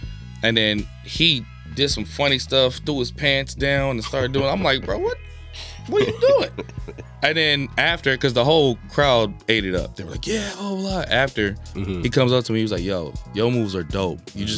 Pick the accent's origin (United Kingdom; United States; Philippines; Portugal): Philippines; Because me being Filipino, they're like, oh, yeah, you like Todd Eyes.